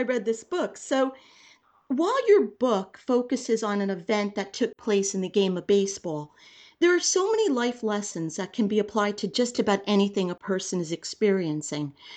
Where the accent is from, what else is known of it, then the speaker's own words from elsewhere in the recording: New Jersey, United States; I grew up in New Jersey